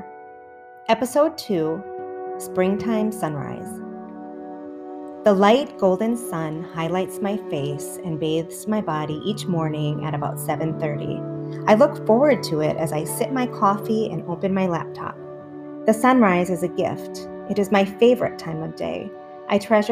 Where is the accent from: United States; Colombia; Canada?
United States; Minnesota; also born or lived in Wisconsin / Oregon; I was raised in Wisconsin until third grade. We moved to Minnesota and lived there until the summer before I started high school. Then we moved to Oregon